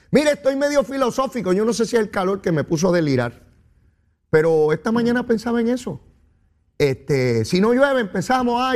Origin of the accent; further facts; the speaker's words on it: Puerto Rico; Somos boricua y sabemos de lo que se trata.